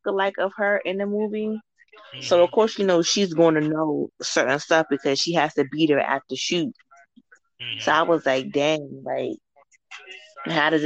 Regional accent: New Jersey, United States; I'm from Jersey. I hang around North, East Orange

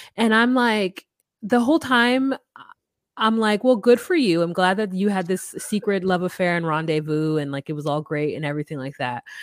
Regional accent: United States; as an American

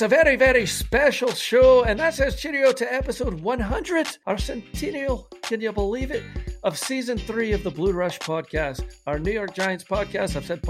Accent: Scotland, United Kingdom; now in Kansas, United States; I'm the Scotsman

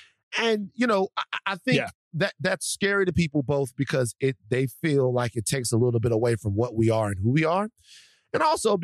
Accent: Louisiana, United States; but I'm country. I'm from Louisiana, and I don't trust them.

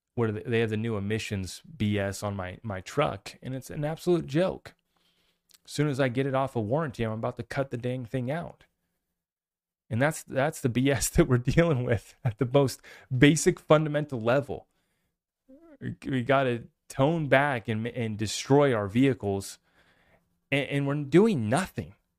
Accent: United States; I'm just an American

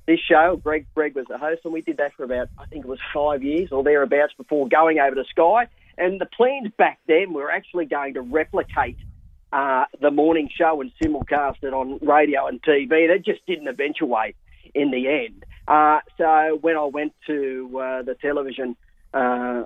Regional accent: Newcastle, New South Wales, Australia; I was born and bred in Newcastle

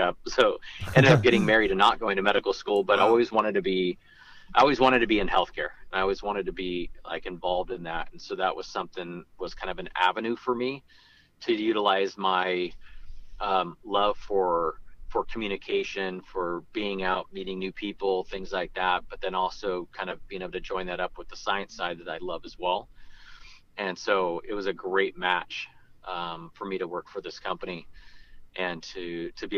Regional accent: Santa Rosa, California, United States; also born or lived in Modesto, California / Santa Barbara, California; born and raised in Santa Rosa, grew up in Modesto

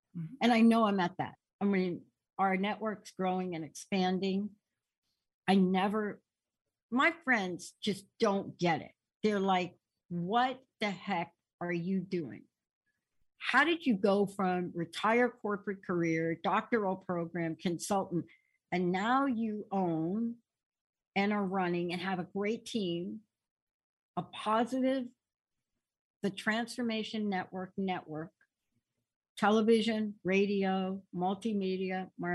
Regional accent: East Coast, United States; now in West Coast, United States; growing up on the East Coast

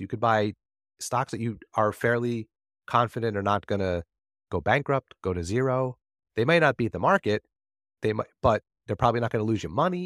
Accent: New Jersey, United States; I'm from New Jersey

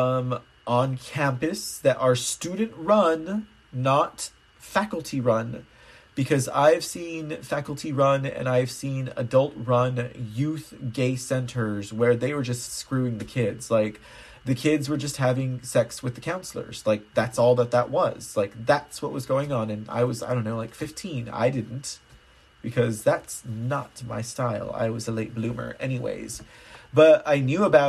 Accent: Texas, United States; I'm from Texas

